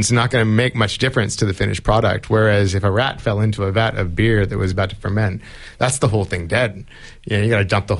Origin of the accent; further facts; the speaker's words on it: California, United States; moved away; I grew up in California where the drinking age is 21